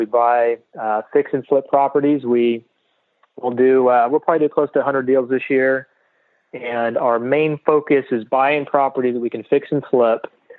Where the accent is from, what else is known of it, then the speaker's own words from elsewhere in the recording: Wichita, Kansas, United States; moved away as an adult; now in San Diego, United States; Born and raised in Wichita, Kansas.